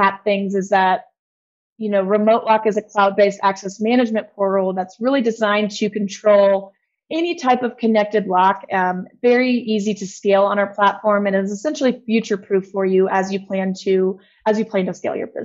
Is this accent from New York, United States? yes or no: no; Texas, United States; I'm actually from Texas